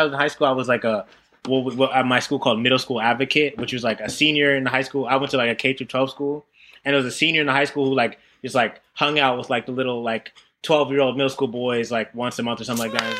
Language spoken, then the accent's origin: English; New Haven, Connecticut, United States; I'm from New Haven, Connecticut. And I went to like this like kind of white private school.